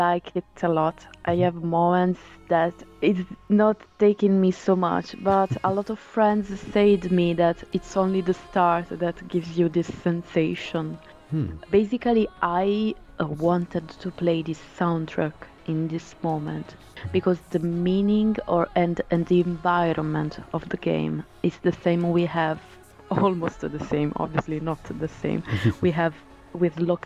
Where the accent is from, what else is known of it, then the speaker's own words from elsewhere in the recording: Italy; accent: Italian; English is a second language; now in United Kingdom; I have an Italian accent